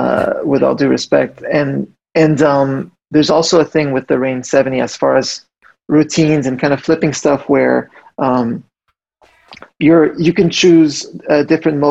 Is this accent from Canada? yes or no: yes; Montreal, Quebec, Canada; I grew up in Montreal